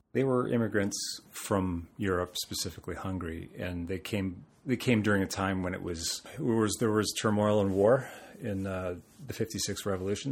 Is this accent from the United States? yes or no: no; Toronto, Ontario, Canada; also born or lived in London, Ontario; I'm from Toronto. I'm a Toronto boy. uh, born and raised.